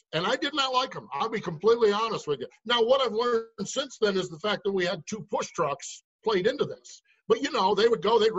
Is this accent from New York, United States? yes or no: yes; Binghamton, New York, United States; Now I grew up in the Northeast. I grew up 5 Mile Point Speedway in Binghamton, New York was my home track